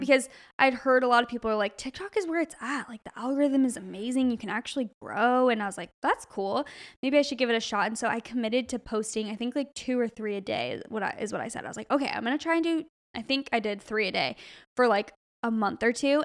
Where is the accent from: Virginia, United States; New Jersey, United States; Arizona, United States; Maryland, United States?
Arizona, United States; now in California, United States; we're from Arizona